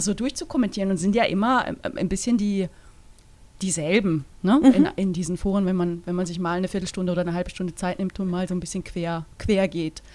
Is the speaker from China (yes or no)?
no; Switzerland